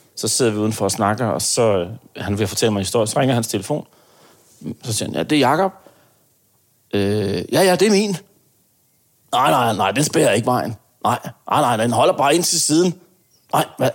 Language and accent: Danish; Aarhus, Central Denmark Region, Denmark; jeg kommer fra Aarhus